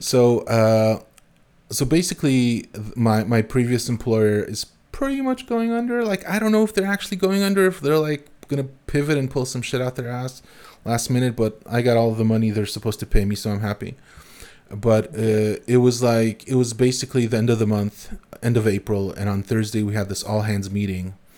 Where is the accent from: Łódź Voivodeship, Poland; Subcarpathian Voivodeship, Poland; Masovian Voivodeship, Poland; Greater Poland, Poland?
Masovian Voivodeship, Poland; Warsaw; now in Berlin, Germany; I come from Warsaw